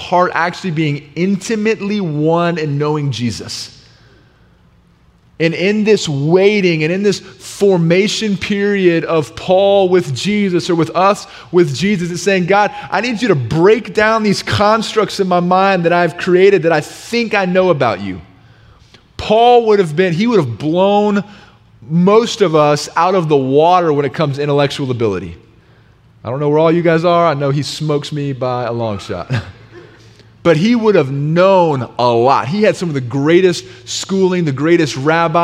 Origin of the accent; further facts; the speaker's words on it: the South, United States; growing up in the South